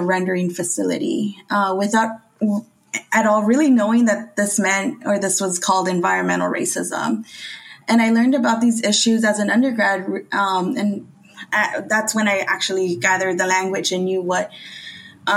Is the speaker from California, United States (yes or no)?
yes; Los Angeles, California, United States; I'm from Boyle Heights. It's a Latina immigrant community filled with so much great food and community